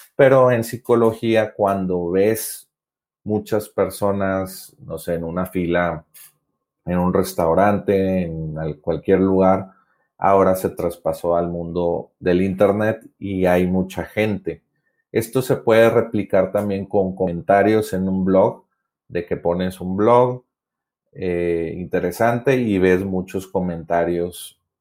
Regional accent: Monterrey, Nuevo León, Mexico; yo soy de Monterrey, Nuevo León, México

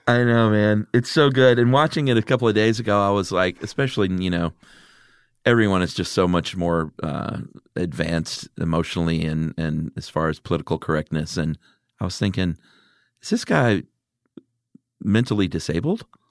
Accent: the South, United States; us being from the South

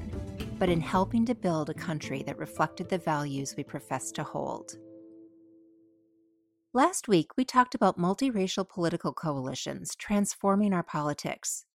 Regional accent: Minnesota suburbs, United States; my childhood home state, Minnesota, in the city, Minneapolis

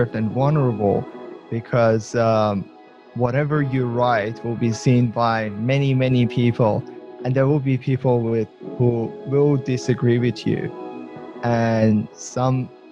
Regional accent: Iran; moved away as an adult; now in Australia; I'm originally from Iran, immigrated to Australia 6-7 years ago

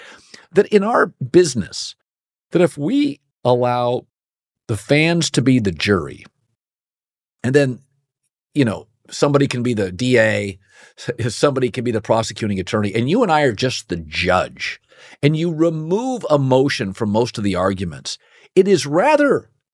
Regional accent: Pacific Northwest, United States; so I grew up in the Pacific Northwest, where I was a Husky fan as a kid

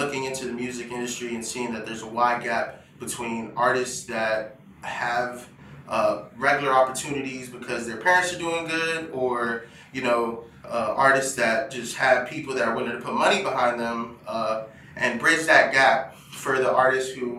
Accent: Hyattsville, Maryland, United States; I'm from Hydesville, Maryland

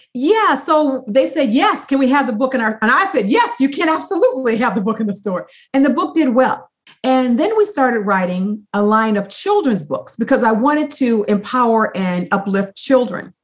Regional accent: Toledo, Ohio, United States; now in San Diego, United States; I grew up in Toledo, Ohio

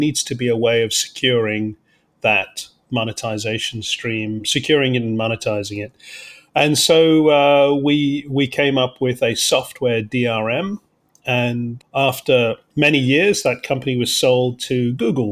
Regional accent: London, United Kingdom; moved away; also born or lived in Cape Town, South Africa; I grew up in London. But was actually born in Cape Town in South Africa, at the tip of Africa. But I grew up in London from the age of 8

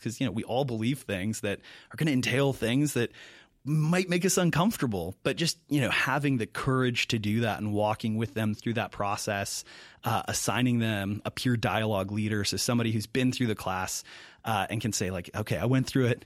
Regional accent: Mankato, Minnesota, United States; moved away as an adult; also born or lived in Milwaukee; I'm originally from Mankato, Minnesota. Uh, grew up there.

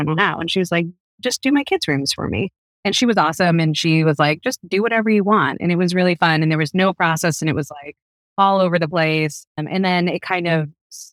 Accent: East Coast, United States; moved away as an adult; now in West Coast, United States; I'm from the East Coast. I moved out to the West Coast maybe 12 years ago

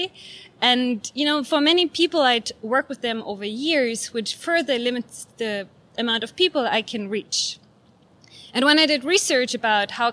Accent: Germany; moved away; my home country, Germany

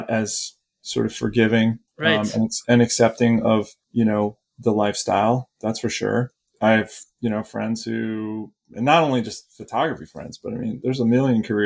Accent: Northeast, United States; moved away as an adult; also born or lived in Colorado / Alaska; I grew up in the Northeast and had a lot of woods behind my house.

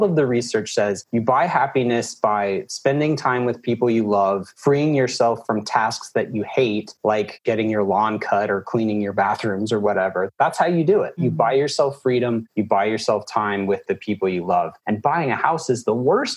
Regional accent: Alabama, United States; moved away as an adult; now in Atlanta, United States; I'm from Alabama

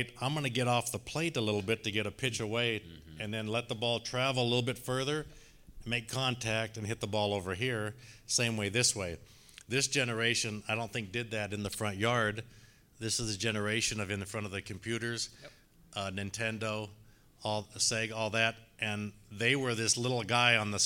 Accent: Spokane, Washington, United States; now in Lake Bluff, United States; growing up in Spokane, Washington

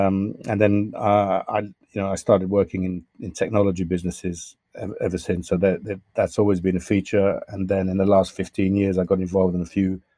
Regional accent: London, United Kingdom; accent: Southwest London; I have the accent that I have now, which is vaguely Southwest London, I guess. So that's where my accent comes. So now sometimes I get abused for being English or in various parts of the world.

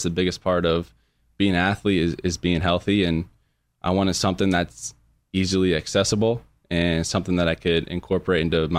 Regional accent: Chandler, Arizona, United States

